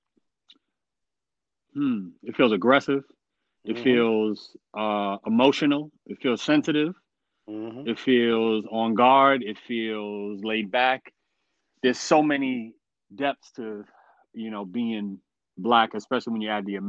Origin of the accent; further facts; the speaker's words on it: New York City, New York, United States; also born or lived in Westchester County, New York; I was born and born and pretty much raised in the Bronx, I did go to like my middle and teenage years. I grew up in Westchester. I was raised in Westchester County